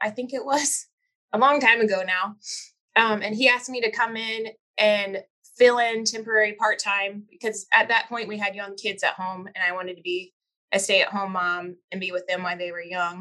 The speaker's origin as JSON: {"language": "English", "region": "Missouri", "country": "United States", "tie": "born or raised there", "said": "I grew up in Missouri and have two brothers"}